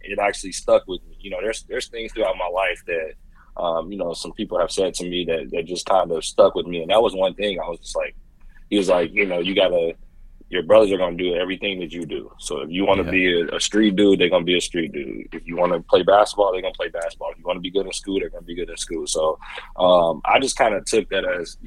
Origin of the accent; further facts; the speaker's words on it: Indianapolis, Indiana, United States; also born or lived in West Lafayette, Indiana; I was born and raised in Indy.